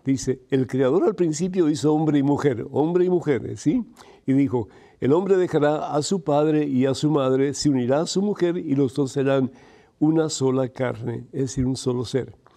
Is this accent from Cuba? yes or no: yes; Cuba; Yo soy de Cuba